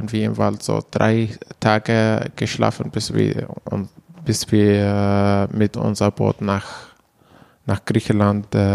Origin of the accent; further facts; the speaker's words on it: Manbij, Aleppo Governorate, Syria; German is a second language; moved away as an adult; now in Germany; komme aus Manbij in der Nähe von Aleppo, so circa 90 Kilometer östlich von, von Aleppo.